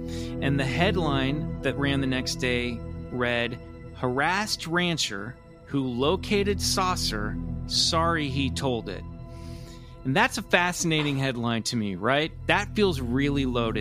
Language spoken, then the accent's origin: English; Kansas City, United States; growing up in Kansas City